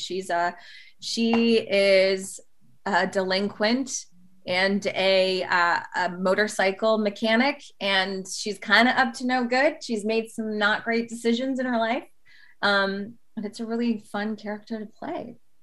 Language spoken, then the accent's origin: English; Toronto, Ontario, Canada; now in Los Angeles, United States; growing up in Toronto, which is kind of like little New York